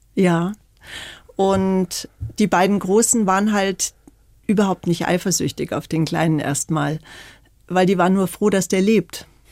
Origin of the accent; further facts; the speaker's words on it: Bolzano, Trentino-Alto Adige, Italy; Ich bin ja in Bozen geboren, mhm. im Gräserhof